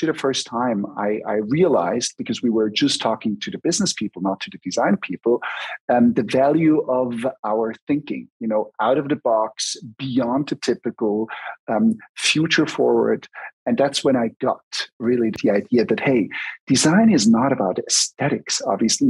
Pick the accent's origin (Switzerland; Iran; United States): Switzerland; German-speaking Switzerland; I was raised in the German part of Switzerland.